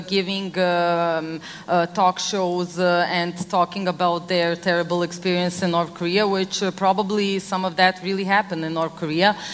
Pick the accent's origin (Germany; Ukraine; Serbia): Serbia; I come from Serbia, it's an ex Yugoslav country.